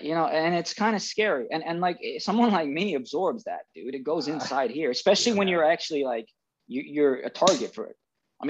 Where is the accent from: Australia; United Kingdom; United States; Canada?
United Kingdom; I am Brit-ish, right? I was born and schooled in Britain.